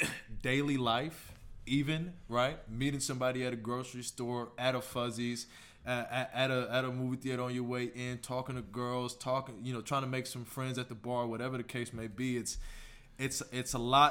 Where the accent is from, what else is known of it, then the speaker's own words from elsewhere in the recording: Houston, Texas, United States; Born and raised in Houston, Texas.